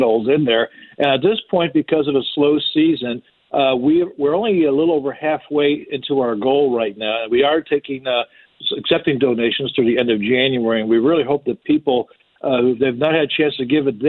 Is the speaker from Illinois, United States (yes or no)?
yes; Chicago, Illinois, United States; moved away; I grew up in the Salvation Army in the Chicago area where we had a chapel, we had Sunday school services.